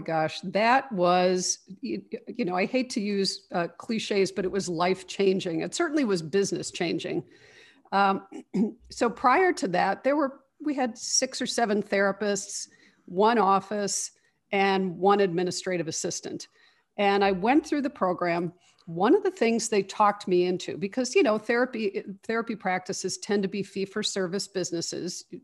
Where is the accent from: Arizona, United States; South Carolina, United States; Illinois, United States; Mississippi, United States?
Illinois, United States; Chicago; I grew up here in Chicago. I've lived in the Chicago area my whole life